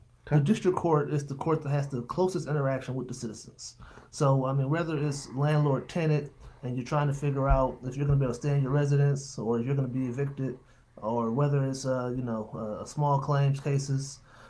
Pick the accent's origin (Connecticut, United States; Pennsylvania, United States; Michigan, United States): Michigan, United States; Flint; also born or lived in Dayton, Ohio / Oakland County, Michigan; I'm born and raised in the Flint area. Came down here back in 2000.